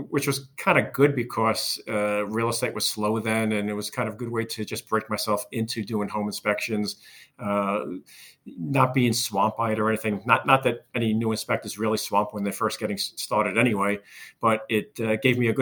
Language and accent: English; Long Island, New York, United States; born and raised in Long Island